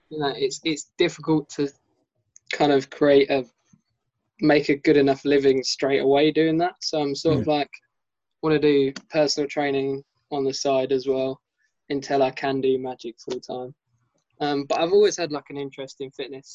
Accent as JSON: {"language": "English", "region": "England", "country": "United Kingdom", "said": "I'm from England."}